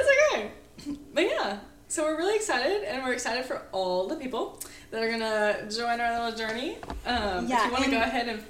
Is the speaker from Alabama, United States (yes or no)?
yes; Alabama, United States; I'm from Alabama, Chloe's from Georgia, just two girlies.